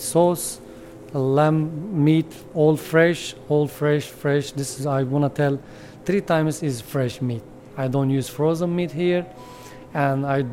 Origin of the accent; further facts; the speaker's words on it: Adana, Turkey; English is a second language; moved away; I come from Adana. I born Adana all my life. My whole family from Adana.